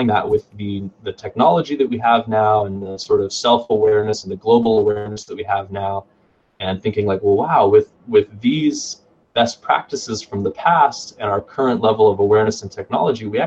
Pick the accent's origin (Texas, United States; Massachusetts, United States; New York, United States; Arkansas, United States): Texas, United States; Pflugerville; also born or lived in Florida; I grew up moving around Texas, and I spent a fair amount of my time up in Pflugerville, which is just north of Austin